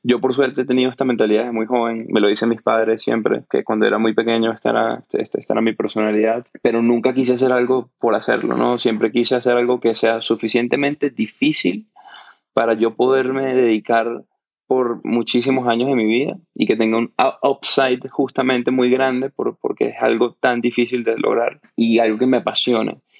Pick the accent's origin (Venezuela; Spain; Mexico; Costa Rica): Venezuela; yo crecí en Venezuela, que es un país que vivimos un colapso económico